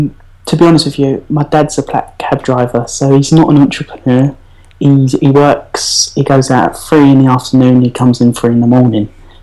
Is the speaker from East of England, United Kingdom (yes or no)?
yes; East of England, United Kingdom; As you probably can tell, Essex.